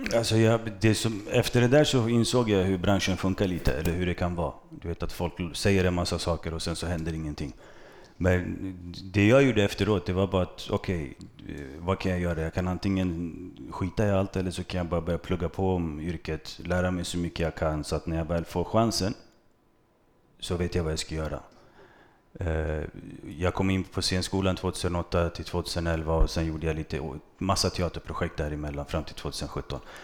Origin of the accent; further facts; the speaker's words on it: Stockholm, Stockholm County, Sweden; also born or lived in Vårby gård; växte jag upp i Bredäng